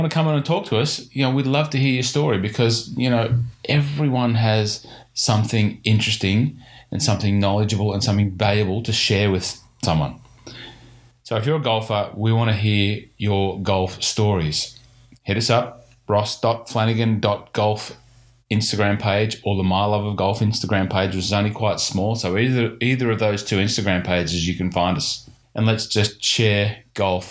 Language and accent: English; Hunter Valley, New South Wales, Australia; now in Victoria, Australia; I grew up in the Hunter Valley